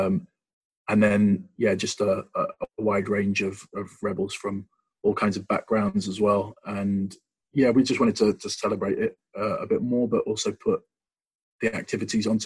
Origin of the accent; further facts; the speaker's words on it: London, United Kingdom; moved away as an adult; also born or lived in Mansfield; now in Nottingham, United Kingdom; I grew up in London, but like my family's from Mansfield, so I was actually born in Mansfield